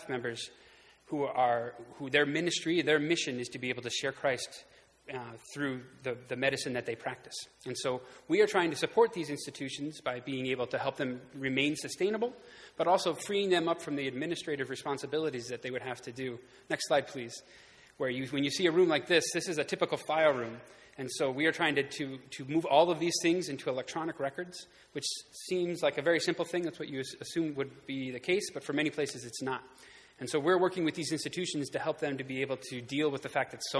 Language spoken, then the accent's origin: English; Houghton, New York, United States; moved away as an adult; now in Kenya; I grew up here in Houghton, and my wife and I actually met here at Houghton College